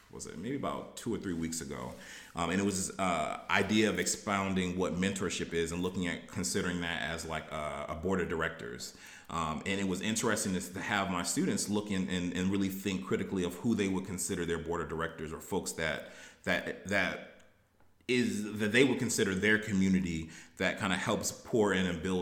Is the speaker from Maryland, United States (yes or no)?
yes; Baltimore, Maryland, United States; also born or lived in Texas; um, now, you know, I always say I, I grew up in Baltimore, um, and I'm from Baltimore because I feel like that's where I developed. You know, I was originally born in Texas